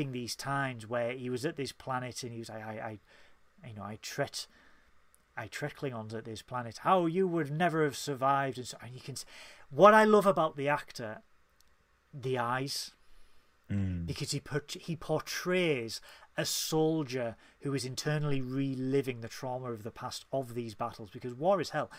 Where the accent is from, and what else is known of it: Tyneside, North East England, United Kingdom; accent: Geordie